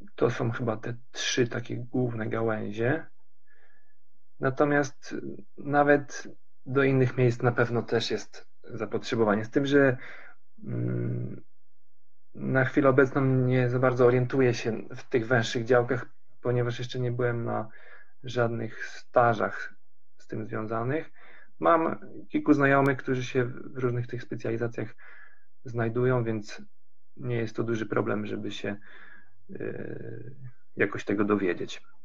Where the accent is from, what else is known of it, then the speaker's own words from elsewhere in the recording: Tricity, Pomeranian Voivodeship, Poland; moved away as an adult; also born or lived in Lund, Sweden; now in Karlskrona, Sweden; Ja sam, y, pochodzę z Trójmiasta